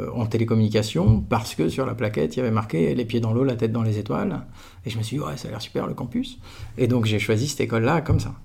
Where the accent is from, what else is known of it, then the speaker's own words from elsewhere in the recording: Aix-en-Provence, Provence-Alpes-Côte d'Azur, France; moved away; j'étais d'Aix-en-Provence. J'ai fait toute ma scolarité de la crèche jusqu'à la fin de la prépa dans un kilomètre et demi de rayon